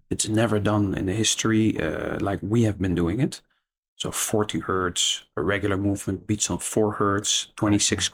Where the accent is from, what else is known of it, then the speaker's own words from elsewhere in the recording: Netherlands; I'm Dutch